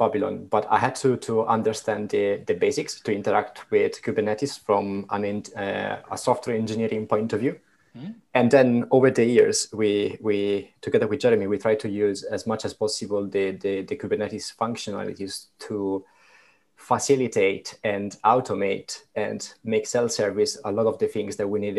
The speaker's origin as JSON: {"language": "English", "country": "Italy", "accent": "Italian", "second_language": "English", "moved": "yes", "lives_now": "London, United Kingdom", "said": "I'm Italian, so also my accent is not ideal."}